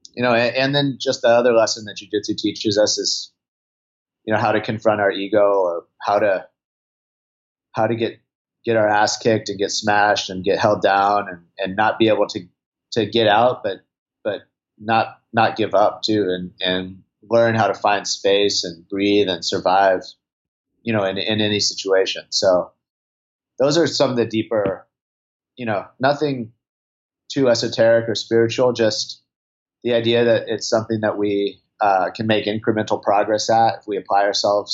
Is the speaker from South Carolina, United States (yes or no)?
no; Santa Cruz, California, United States; I'm from Santa Cruz, California. So, you know, I grew up, I grew up surfing a lot.